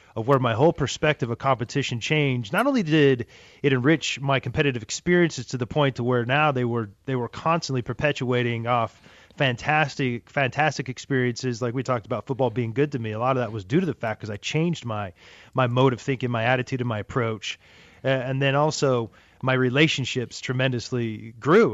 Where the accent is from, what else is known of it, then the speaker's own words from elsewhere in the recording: Wyoming, United States; moved away; when I grew up in Wyoming